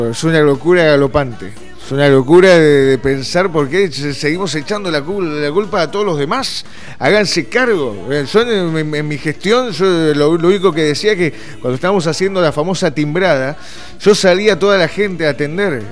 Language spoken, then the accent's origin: Spanish; Lomas de Zamora, Buenos Aires Province, Argentina; now in Banfield, Argentina; necesito volver a Loma de Zamora City, que es de donde vengo yo